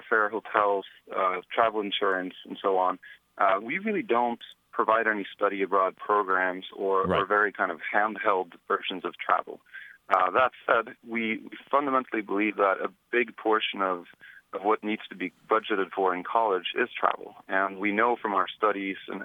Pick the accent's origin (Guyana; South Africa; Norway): Norway; now in United States; I grew up in Norway, so it's a pretty unique name here in the U.S.